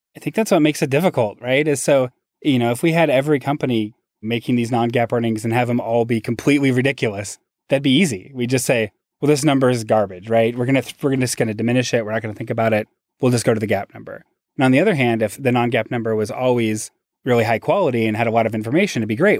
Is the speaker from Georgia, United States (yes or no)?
no; Seattle, Washington, United States; moved away as an adult; also born or lived in Massachusetts; my hometown in Seattle